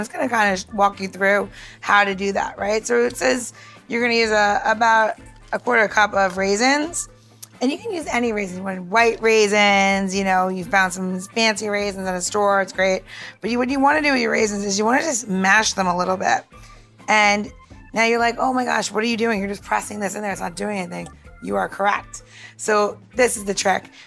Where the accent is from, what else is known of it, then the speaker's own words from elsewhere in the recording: New York, United States; growing up in New York